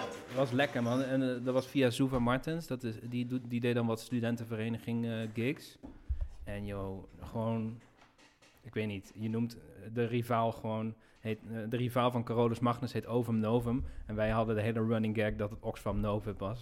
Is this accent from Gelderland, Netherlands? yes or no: yes; Nijmegen, Gelderland, Netherlands; ik ben in Nijmegen geboren. Ik ging daar studeren. Dus ik had mijn vrienden van de middelbare school